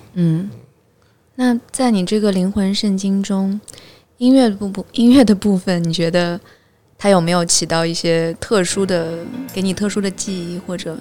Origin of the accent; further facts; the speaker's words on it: Hangzhou, Zhejiang, China; 我是杭州人